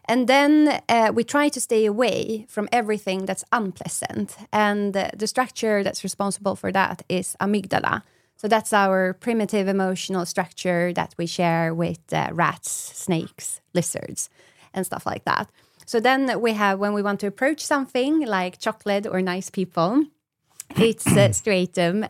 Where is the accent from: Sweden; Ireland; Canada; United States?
Sweden; I'm from Sweden